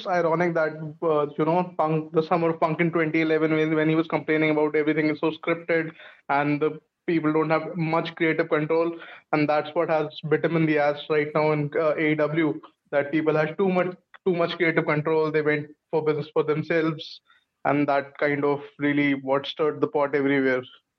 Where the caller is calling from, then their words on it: India; Yeah, so I'm joining from India.